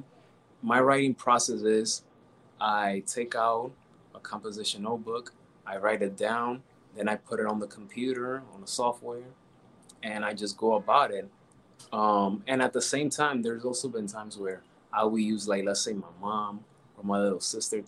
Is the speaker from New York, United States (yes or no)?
yes; New York, United States; I was born and raised in New York